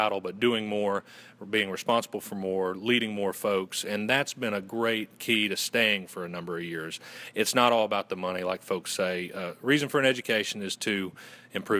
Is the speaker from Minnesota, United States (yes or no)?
no; Western North Carolina, United States; accent: Southern gentleman; I'm originally from Western North Carolina, and I went to Western Carolina University.